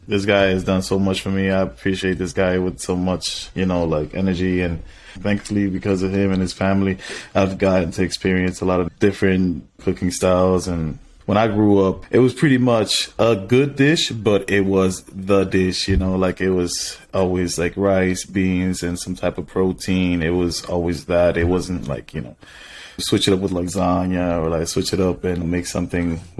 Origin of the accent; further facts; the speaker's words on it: U.S. Virgin Islands; moved away; I was born on the in Saint Croix, so it, it was definitely a, a, little bit of a, a, mix of everything that the Caribbean has to offer.